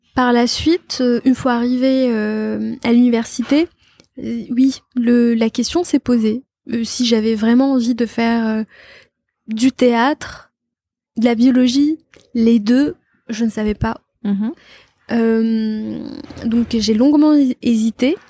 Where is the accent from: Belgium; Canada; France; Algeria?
Algeria; Batna, Batna Province; also born or lived in Constantine / Algiers; je suis née à Constantine, mais pour euh, pour des soucis administratifs, mon père m'a inscrite à Batna